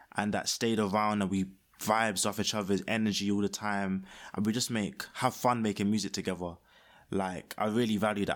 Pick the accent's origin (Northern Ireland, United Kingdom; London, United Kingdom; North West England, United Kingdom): London, United Kingdom; I was born in Peckham and, um, haven't left other than for that one, the uni times